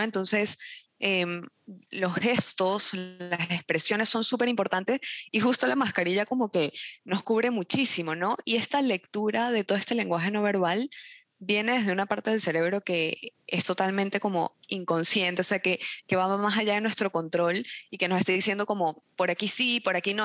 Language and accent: Spanish; Venezuela; moved away; yo soy de Venezuela y, y, en Venezuela el clima donde yo este, vivía era tropical